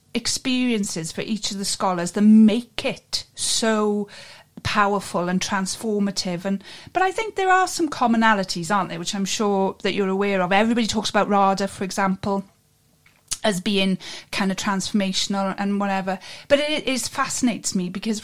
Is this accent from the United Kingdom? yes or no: yes; Wales, United Kingdom; I'm a Cymra, so I'm from Wales